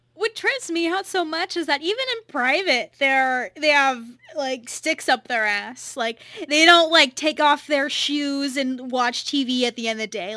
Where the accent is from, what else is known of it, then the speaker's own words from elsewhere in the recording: California, United States; accent: California; my California accent